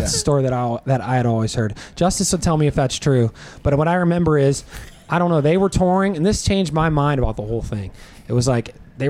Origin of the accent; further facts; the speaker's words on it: Pittsburgh, Pennsylvania, United States; I'm from Pittsburgh